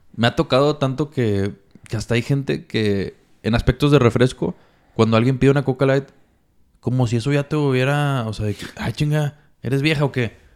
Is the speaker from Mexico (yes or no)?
yes; Mexico; como mexicanos, malamente, estamos